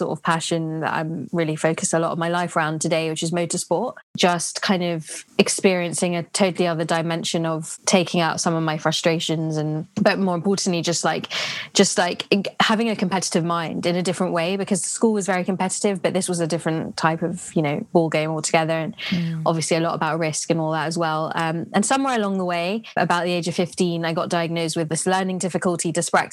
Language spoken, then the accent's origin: English; London, United Kingdom; I grew up in London